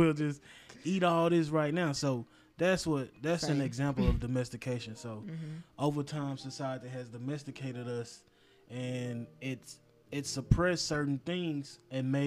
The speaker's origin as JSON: {"language": "English", "country": "United States", "said": "I'm American"}